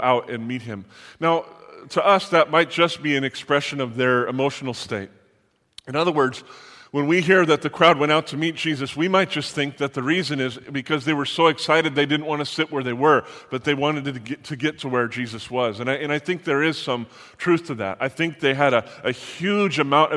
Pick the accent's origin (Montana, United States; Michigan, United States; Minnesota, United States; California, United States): California, United States; Palm Springs; also born or lived in Los Angeles; So I grew up in the Palm Springs area. We moved from Los Angeles out there when I was 11 or 12 years old